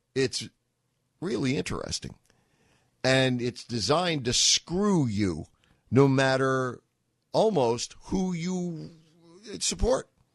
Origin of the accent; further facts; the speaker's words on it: New York, United States; I'm a New Yorker